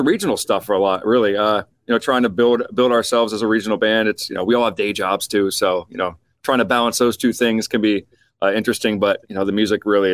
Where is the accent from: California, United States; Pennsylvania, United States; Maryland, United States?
Maryland, United States; Baltimore; We're from Baltimore, Maryland.